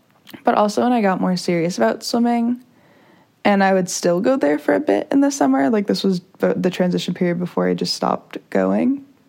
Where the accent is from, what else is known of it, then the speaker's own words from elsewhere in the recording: San Diego, California, United States; also born or lived in La Jolla; I was born in Pacific Beach. And we had a house there